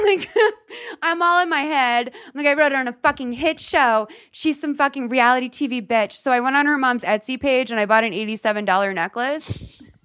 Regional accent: Lexington, Massachusetts, United States; now in Los Angeles, United States

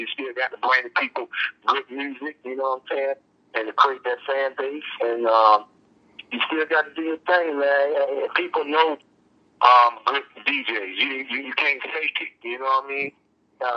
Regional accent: Berkeley, United States; also born or lived in Booker T area; so I'm born and raised in Berkeley. I moved in front of Booker T when I was like 10 years old

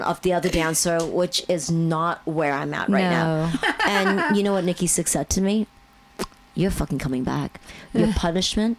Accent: Hong Kong; moved away; I was born and raised in Hong Kong

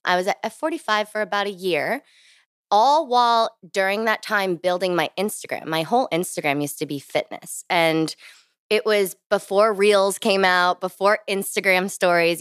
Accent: New Jersey, United States; moved away as an adult; also born or lived in Virginia / New York City; now in Washington, D.C., United States; born and raised in New Jersey

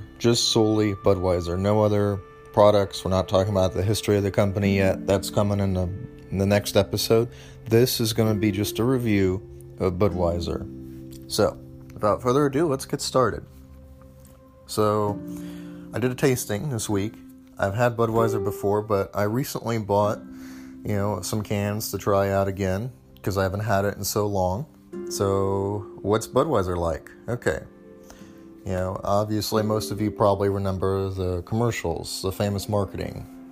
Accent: St. Louis, Missouri, United States; now in Nashville, United States; I'm from the United States. I grew up originally in St. Louis, Missouri

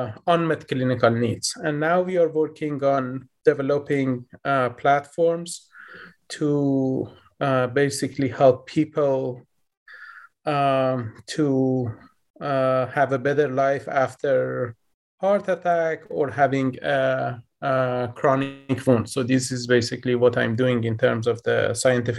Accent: Tehran, Tehran Province, Iran; moved away as an adult; now in United States; I was born in Tehran, the capital city of Iran. So we were basically growing up in a weird situation at those days. I kind of vividly remember the fear that we basically felt as a child growing up in Iran

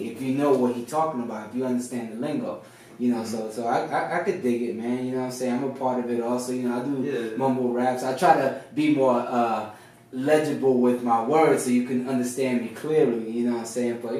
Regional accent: Florida, United States; also born or lived in California; I'm, from the south, you know. Yeah. I, was, I was raised in Florida

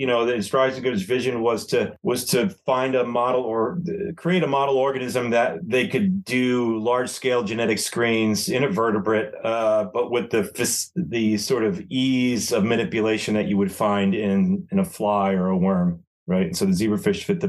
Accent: Northeast, United States; also born or lived in Arizona; we're both from the Northeast

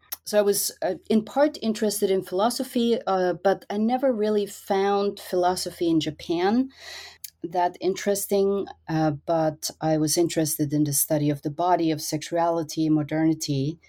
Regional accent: Austria; English is a second language; I grew up in Austria, in a very small country in Europe, and traveling was always among my family's favorite pastimes.

